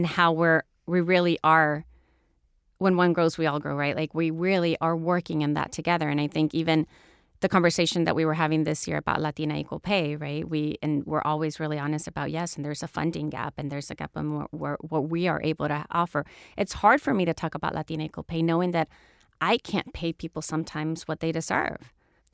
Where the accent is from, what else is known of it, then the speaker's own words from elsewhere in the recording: El Salvador; moved away as an adult; also born or lived in Houston, Texas, United States / Florida, United States; I grew up in El Salvador during the Civil War, in a military family